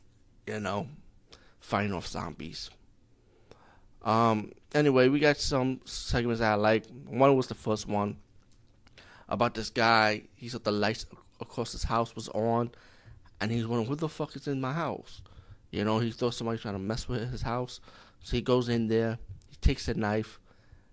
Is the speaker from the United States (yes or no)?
no; India; as being Indian